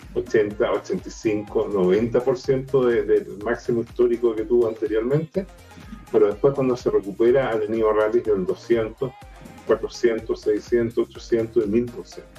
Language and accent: Spanish; Chile